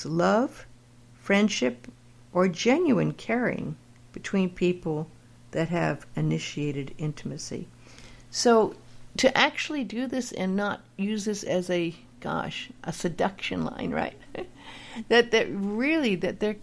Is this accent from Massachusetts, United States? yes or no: no; Los Angeles, California, United States; I grew up in LA in Hollywood